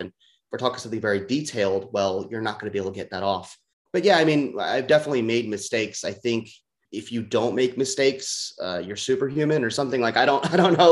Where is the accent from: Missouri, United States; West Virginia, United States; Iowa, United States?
Missouri, United States; St. Louis; moved away as an adult; also born or lived in Los Angeles, United States; I'm from the St. Louis region, um, but I lived in LA for about nine years